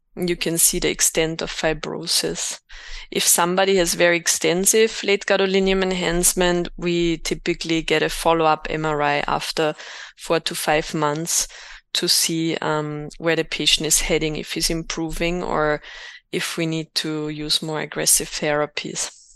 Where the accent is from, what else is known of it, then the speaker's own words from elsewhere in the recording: Austria; moved away as an adult; also born or lived in Innsbruck, Austria / United States; now in Berlin, Germany; I'm from Austria, graduated in two thousand six in Innsbruck, and then did my training in the U S.